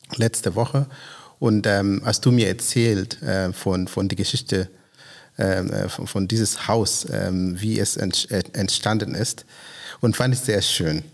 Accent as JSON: {"language": "German", "country": "Kenya", "moved": "yes", "lives_now": "Grünheide, Germany", "said": "ich komme aus Kenia."}